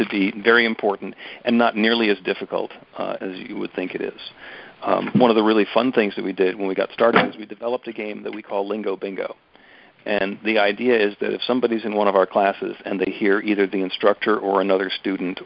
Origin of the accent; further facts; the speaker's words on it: New Jersey, United States; I grew up in North Jersey